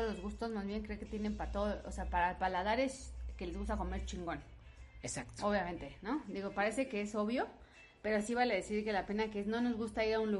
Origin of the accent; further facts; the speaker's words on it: Puebla, Mexico; somos de aquí, yo soy de Puebla.